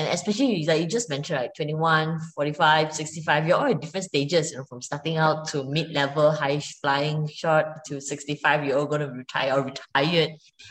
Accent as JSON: {"language": "English", "country": "Malaysia", "said": "I know I'm a Malaysian, but I can't eat spicy food."}